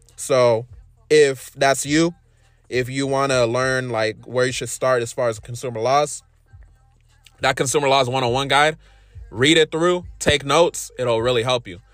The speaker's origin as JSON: {"language": "English", "town": "Inglewood", "region": "California", "country": "United States", "tie": "born or raised there", "said": "I was born in, uh, Inglewood, California"}